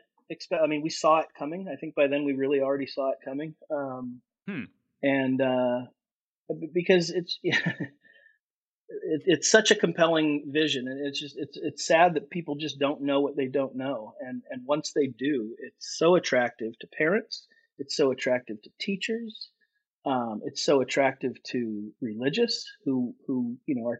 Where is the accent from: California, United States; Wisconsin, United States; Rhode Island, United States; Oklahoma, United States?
California, United States; Seal Beach; I'm born and raised in Orange County, California